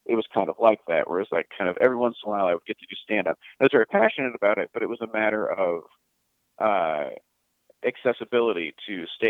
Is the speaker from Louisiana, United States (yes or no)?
no; Pittsburgh, Pennsylvania, United States; I grew up in Pittsburgh, Pennsylvania, in a non-entertainment family